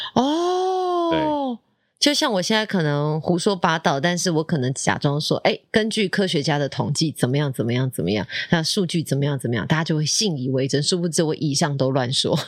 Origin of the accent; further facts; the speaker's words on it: Taipei, Taiwan; 小时候哦，就在家呀，不 不然就是去台北市立图书馆啊